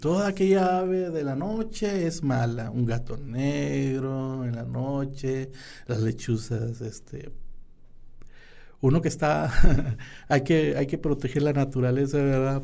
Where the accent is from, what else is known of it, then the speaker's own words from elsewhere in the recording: San Buenaventura, Coahuila, Mexico; somos samunenses, que somos del centro, que somos de Coahuila, que somos del norte